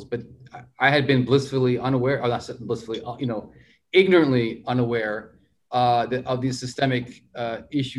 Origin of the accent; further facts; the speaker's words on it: United States; me being Indian American